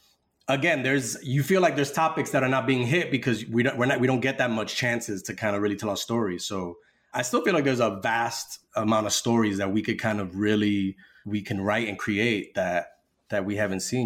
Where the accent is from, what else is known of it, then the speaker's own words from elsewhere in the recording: New York City, New York, United States; growing up in the city, growing up in New York and around many different Latino communities